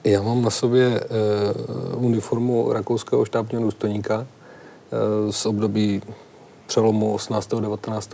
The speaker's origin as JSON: {"language": "Czech", "town": "Nový Jičín", "region": "Moravian-Silesian Region", "country": "Czechia", "said": "v roce 1992 v Novém Jičíně, odkud pocházím"}